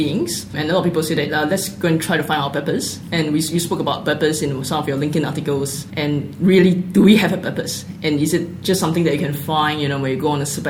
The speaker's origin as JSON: {"language": "English", "country": "Singapore", "moved": "yes", "said": "my background, I came from Singapore"}